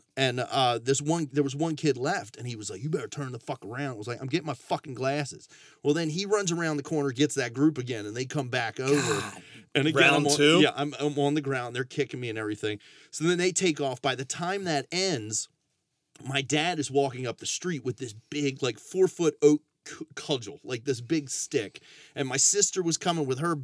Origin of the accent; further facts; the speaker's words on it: Baltimore, Maryland, United States; I grew up in Southwest Baltimore City, and the neighborhood started getting worse and worse